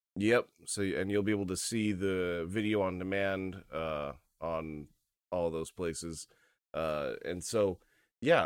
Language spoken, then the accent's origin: English; United States; as an American, you know, Gentile Christian